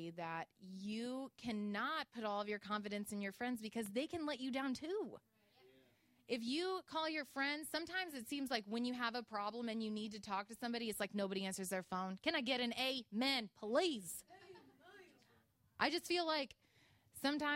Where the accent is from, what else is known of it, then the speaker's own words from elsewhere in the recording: Illinois, United States; I am from Illinois, and I grew up in the woods in a log cabin.